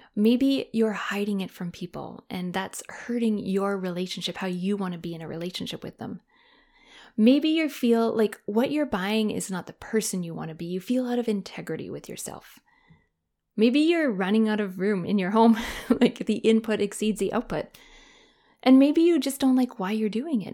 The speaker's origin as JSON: {"language": "English", "country": "Canada", "moved": "yes", "said": "Canada, my home country"}